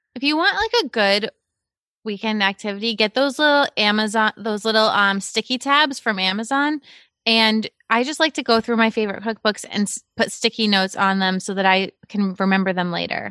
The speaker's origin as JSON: {"language": "English", "area": "Cape Cod", "region": "Massachusetts", "country": "United States", "tie": "born or raised there", "said": "I grew up in Cape Cod"}